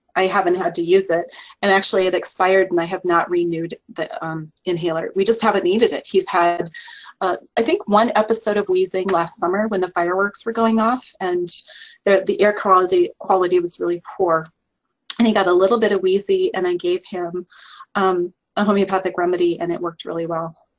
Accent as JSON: {"language": "English", "region": "Iowa", "country": "United States", "tie": "born or raised there", "said": "was born and raised in Iowa"}